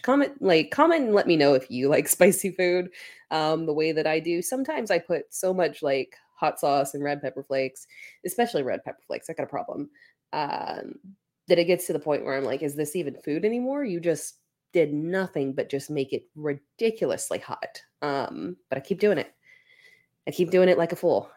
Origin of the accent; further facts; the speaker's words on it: South Carolina, United States; I'm from South Carolina, literally like 20 minutes up the road from Clemson